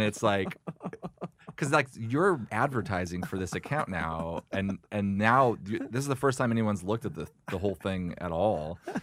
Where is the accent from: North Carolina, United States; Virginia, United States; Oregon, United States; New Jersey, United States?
Oregon, United States; now in Los Angeles, United States; I'm from, I grew up in Oregon